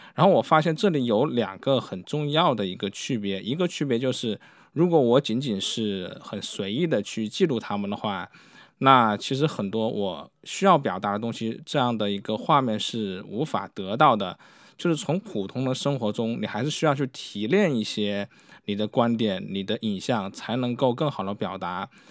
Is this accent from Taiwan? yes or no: no; China; 特别是对于我们中国人